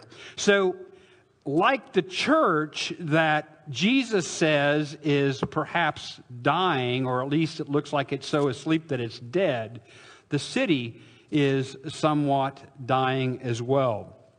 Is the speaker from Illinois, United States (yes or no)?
yes; southern Illinois, United States; I'm from southern Illinois